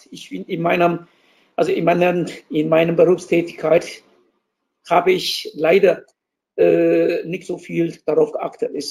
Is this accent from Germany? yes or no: no; Taiwan; accent: Taiwanese; German is a second language; aber an meinem Akzent, an meiner Aussprache würde mich erkennen als Taiwaner und ich ihn auch. Und würde ich meinen Dialekt, Taiwan-Dialekt sprechen, wir haben auch noch Hakka-Dialekt, Taiwan-Dialekt, würde ich meinen Taiwan-Dialekt sprechen